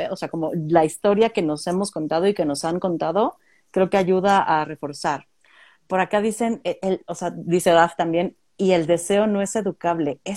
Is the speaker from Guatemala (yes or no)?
no; Mexico; Como mexicanos no hemos superado el trauma de la conquista